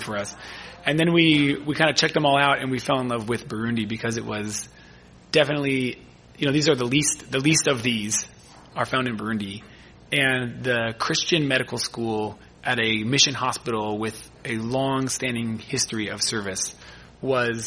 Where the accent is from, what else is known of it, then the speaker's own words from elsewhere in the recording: California, United States; moved away as an adult; also born or lived in Michigan; as a Californian